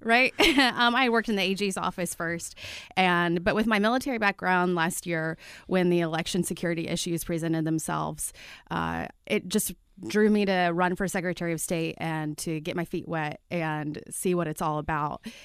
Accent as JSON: {"language": "English", "town": "Martinsville", "region": "Indiana", "country": "United States", "tie": "born or raised there", "said": "I grew up in Martinsville, right? Uh, my own hometown."}